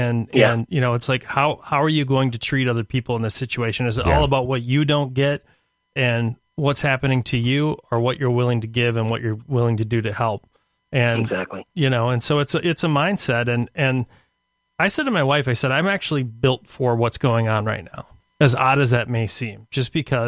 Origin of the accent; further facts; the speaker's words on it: Ireland; I am Irish.